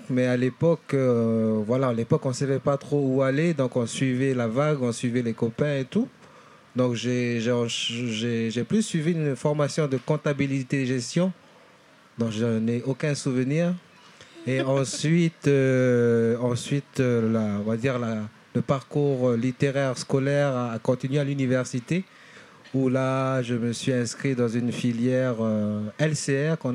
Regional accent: Lifou, Loyalty Islands Province, New Caledonia; also born or lived in Nouméa; Je viens de l'île de Lifou, en Nouvelle-Calédonie, d'un clan et dont je suis chef.

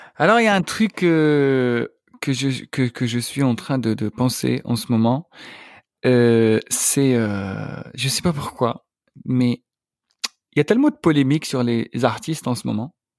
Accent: Algeria; moved away; je suis algérien

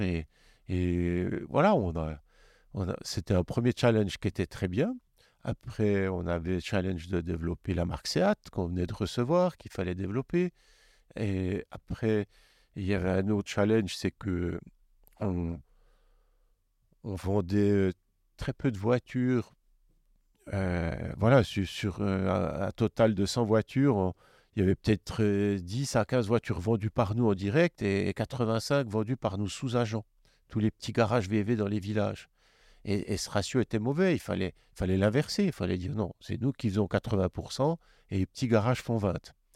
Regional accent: Neuchâtel, Switzerland; je suis de Neuchâtel

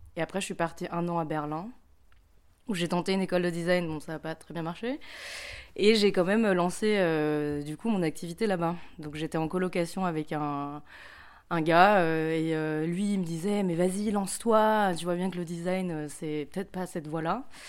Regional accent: Paris, Île-de-France, France; moved away as an adult; now in Lyon, France; en ce moment, j'habite à Lyon, mais je suis de Paris.

